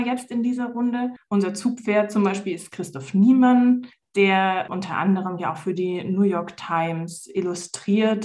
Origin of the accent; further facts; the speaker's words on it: Swabian Jura, Baden-Württemberg, Germany; moved away as an adult; also born or lived in Palatinate; now in Konstanz, Germany; Ich bin in der Pfalz geboren, und bin dann mit fünf Jahren auf die Schwäbische Alb verzogen worden